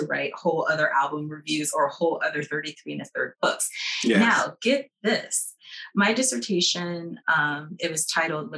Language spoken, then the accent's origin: English; Los Angeles, California, United States; I grew up in Los Angeles in this very beautiful time